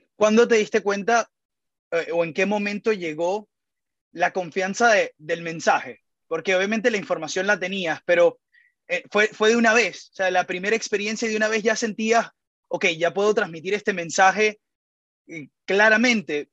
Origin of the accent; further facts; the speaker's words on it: Venezuela; nosotros los venezolanos